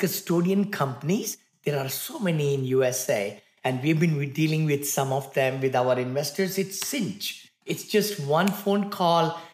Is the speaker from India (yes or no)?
yes; India; moved away as an adult; now in United States; I came from India, right? Very humble beginning, six children in the family in one bedroom apartment